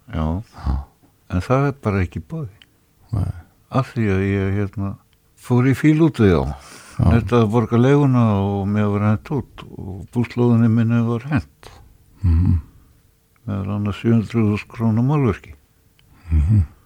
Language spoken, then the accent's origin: Icelandic; Reykjavík, Capital Region, Iceland; ég var fluttur upp í Breðholt Eðra Breðholt í íbúð sem er upp á þrýðu hæð og þar satt ég og horði út um stofuglugan á blokkina sem ég bjó í sem barn